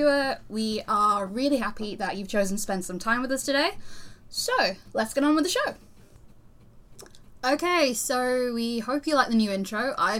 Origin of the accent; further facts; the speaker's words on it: the North, England, United Kingdom; However, I am from the North.